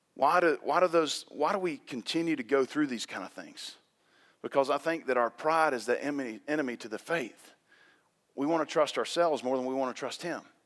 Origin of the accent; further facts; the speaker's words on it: the South, United States; when you're born and raised in the South, You went to Tequila High School.